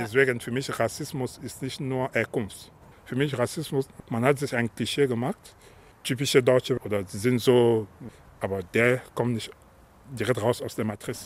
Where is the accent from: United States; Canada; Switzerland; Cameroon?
Cameroon; Bangwa, West; also born or lived in Saarbrücken, Germany; now in France; ich bin geboren in Bangwa, das ist in Kamerun